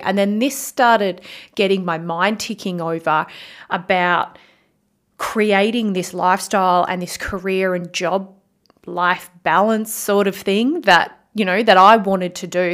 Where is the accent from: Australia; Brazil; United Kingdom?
Australia; Bunbury, Western Australia; moved away as an adult; now in Perth, Australia; I left my hometown in Bunbury, W A, to move to Perth